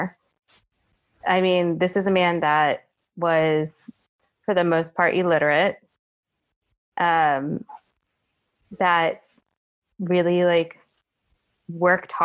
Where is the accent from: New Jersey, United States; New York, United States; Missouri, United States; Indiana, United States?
New Jersey, United States; I grew up in North Jersey in the land of literally they filmed The Sopranos in my town